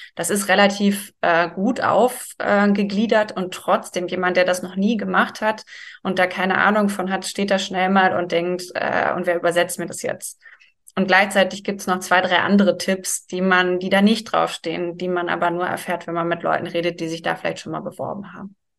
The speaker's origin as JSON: {"language": "German", "country": "Germany", "said": "bei uns in Deutschland"}